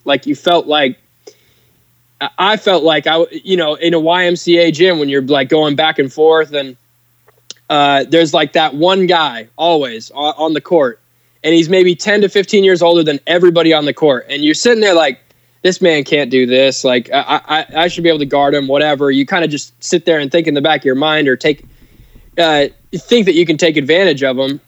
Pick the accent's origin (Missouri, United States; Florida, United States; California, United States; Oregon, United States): Oregon, United States; Portland; being in my hometown